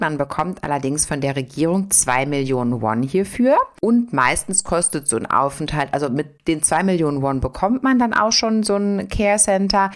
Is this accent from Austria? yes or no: no; South Korea; bei uns in Korea